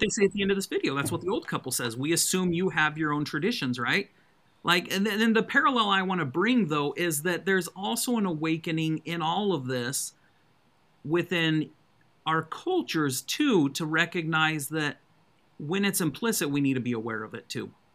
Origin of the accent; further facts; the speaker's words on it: Colorado, United States; also born or lived in Utah; now in Alabama, United States; I was raised in Colorado